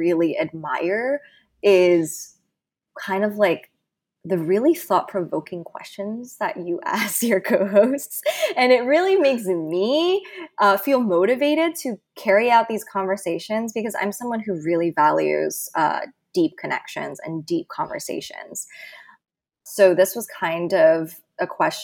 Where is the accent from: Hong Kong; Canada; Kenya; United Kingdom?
Hong Kong; moved away as an adult; now in New York City, United States; I was originally born and raised in Hong Kong, and I've currently lived in New York City for 6 years.